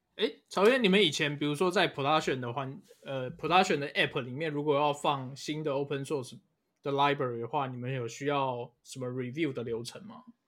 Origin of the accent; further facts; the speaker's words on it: Taiwan; 我们台湾人的方言